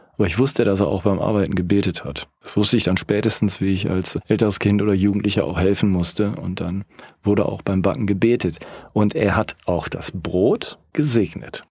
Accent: Rhineland, Germany; now in Lake Constance, Germany; Ich bin Rheinländer und wohne jetzt am Bodensee.

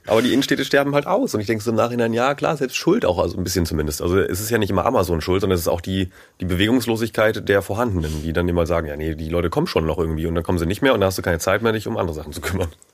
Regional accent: near Wacken, Schleswig-Holstein, Germany; ich bin in der Nähe von Wacken groß geworden

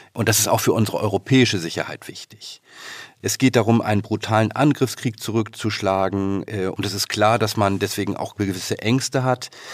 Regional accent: Northern Germany, Germany; bei uns in Norddeutschland

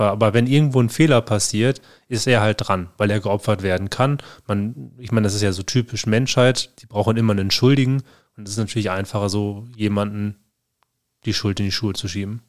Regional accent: Germany; bei uns in Deutschland

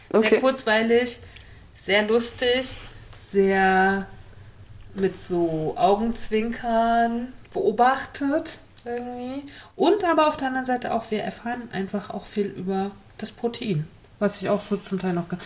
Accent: Northern Germany, Germany; Norddeutsch das ist auch irgendwie meine Heimat und es verbindet mich

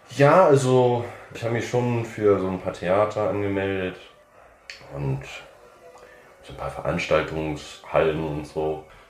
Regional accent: New Orleans, Louisiana, United States; moved away as an adult; now in Germany; ich komme aus New Orleans, in, aus Amerika

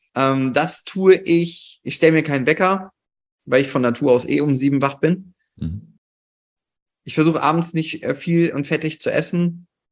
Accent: Cologne, North Rhine-Westphalia, Germany; bei uns in Köln

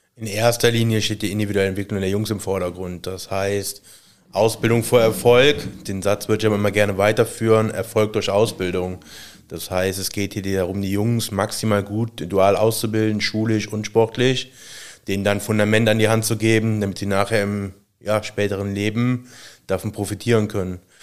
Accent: Aachen, North Rhine-Westphalia, Germany; also born or lived in Stolberg / Dormagen; ich komme aus Aachen, bin da gebürtig, äh, in Stolberg geboren

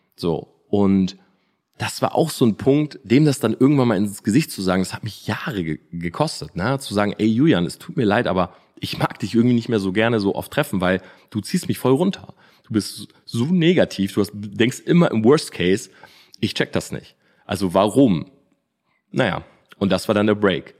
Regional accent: Delmenhorst, Lower Saxony, Germany; moved away as an adult; also born or lived in Oldenburg; now in Munich, Germany; Oldenburg habe ich studiert, Delmenhorst bin ich groß geworden

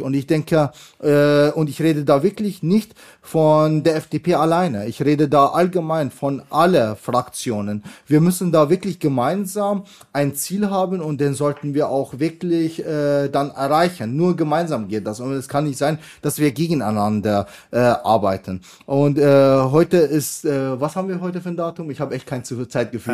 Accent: Bavaria, Germany; ich komme ja aus Bayern

